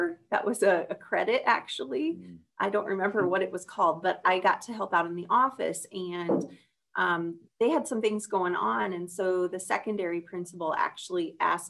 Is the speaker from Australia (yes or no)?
no; Lawton, Iowa, United States; I grew up in Lawton, Iowa, which is just outside of Sioux City